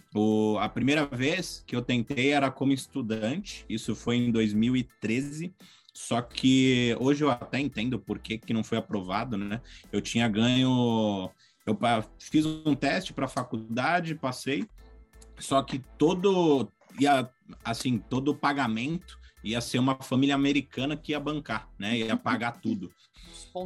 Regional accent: São Paulo, Brazil; moved away as an adult; also born or lived in Australia; now in Missouri, United States; eu saí de São Paulo, cidade grande, capital mesmo

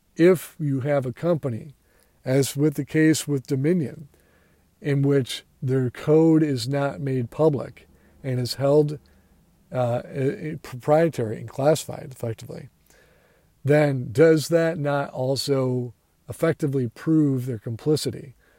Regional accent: United States; I am an American

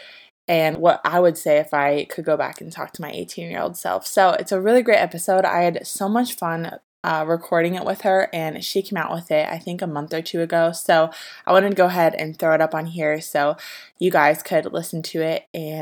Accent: Ohio, United States; moved away; We're both from Ohio

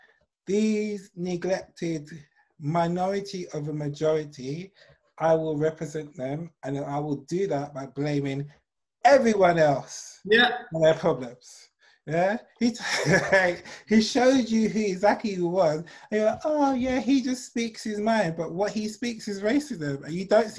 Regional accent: England, United Kingdom; I'm English

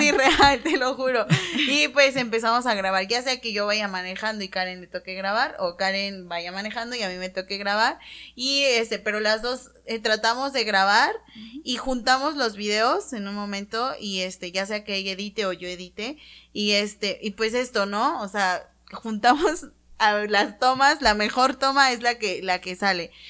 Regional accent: Tehuacán, Puebla, Mexico; nosotras somos originarias de Tehuacán

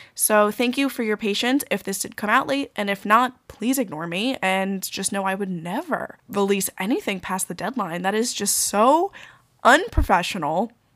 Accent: New York, United States; as a New Yorker

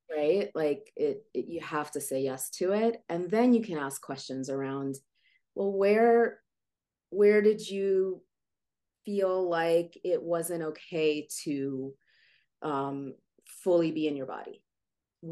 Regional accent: Ukraine; moved away; i was born in Ukraine

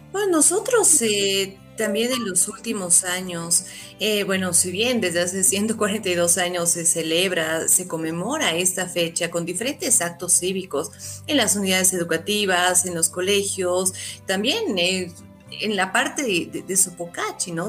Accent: Bolivia; nosotros como bolivianos

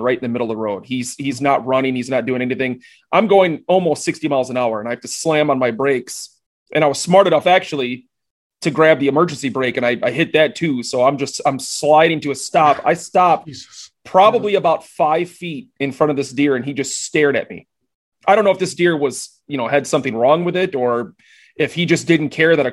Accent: Wisconsin, United States; Rob, Juan and I are both Wisconsin natives

